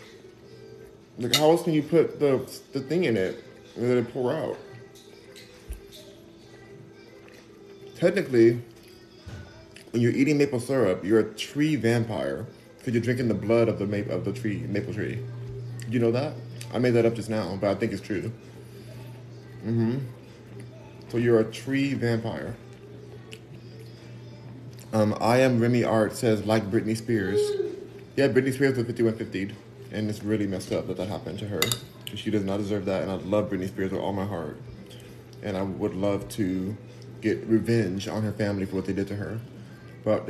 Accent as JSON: {"language": "English", "town": "Los Angeles", "region": "California", "country": "United States", "said": "I'm from Los Angeles and I'm a Valley girl"}